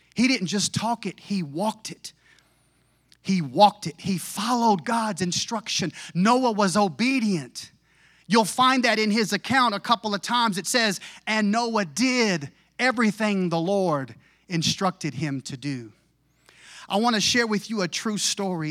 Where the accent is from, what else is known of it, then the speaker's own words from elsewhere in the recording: United States; I'm an American